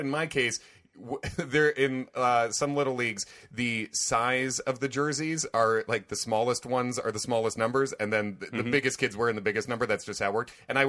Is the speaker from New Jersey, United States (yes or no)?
no; Hinsdale, Illinois, United States; moved away as an adult; now in New York City, United States; I'm originally from the Hinsdale, or like mainly grew up in the Hinsdale, Clarendon Hills area.